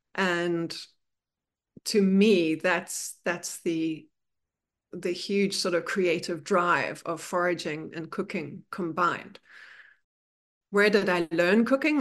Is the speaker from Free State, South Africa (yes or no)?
yes; Bloemfontein, Free State, South Africa; now in New York City, United States; I grew up in South Africa, and the town I was born in is in the middle of South Africa. It's called Bloemfontein